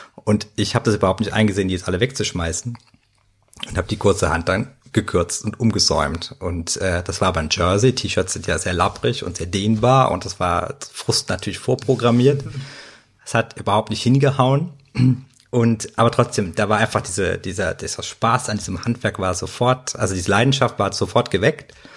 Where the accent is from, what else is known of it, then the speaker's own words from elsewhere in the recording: Cologne, North Rhine-Westphalia, Germany; als Kölner